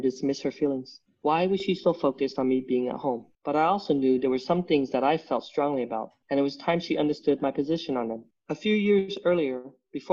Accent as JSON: {"language": "English", "region": "Utah", "country": "United States", "tie": "born or raised there", "said": "Growing up in Utah, I never felt like I fit in. You know, we're the only Vietnamese family over there."}